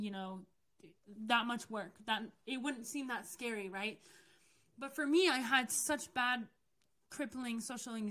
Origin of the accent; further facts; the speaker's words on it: United States; I'm from the U.S.